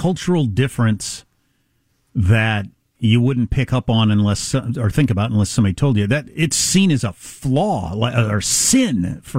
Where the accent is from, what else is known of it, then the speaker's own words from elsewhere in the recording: United States; as an American